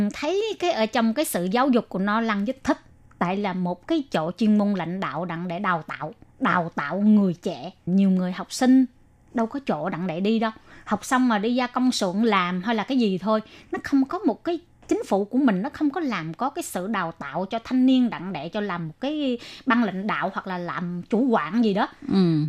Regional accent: Vietnam; now in Taiwan; chỉ có mình người Việt Nam

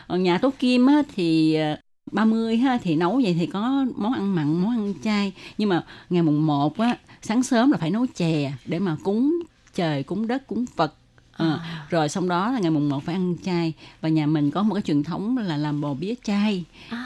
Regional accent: Ho Chi Minh City, Vietnam; gia đình mình ở Sài Gòn

